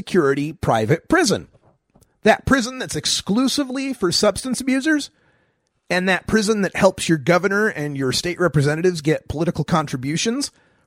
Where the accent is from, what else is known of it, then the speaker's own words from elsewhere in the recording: Nampa, Idaho, United States; moved away as an adult; I was born in Nampa in 1968. I graduated Nampa High School in 1985.